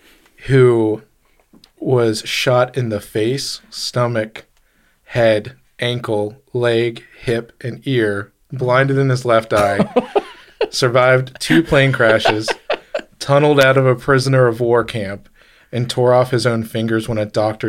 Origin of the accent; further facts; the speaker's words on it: Boston, Massachusetts, United States; I'm from Boston.